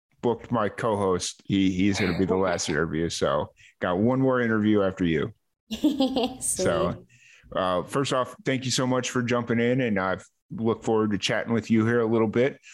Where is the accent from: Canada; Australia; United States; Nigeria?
United States; Chicago, Illinois; I'm from Chicago